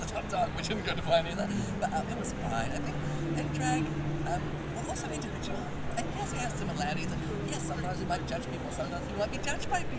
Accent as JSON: {"language": "English", "country": "New Zealand"}